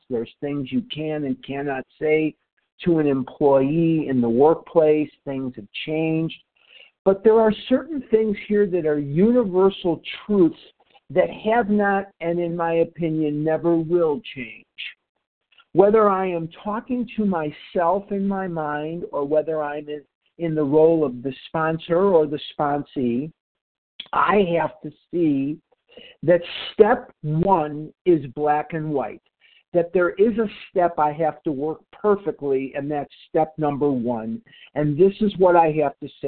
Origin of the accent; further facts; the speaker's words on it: Illinois, United States; I'm not from Missouri. I'm from Illinois.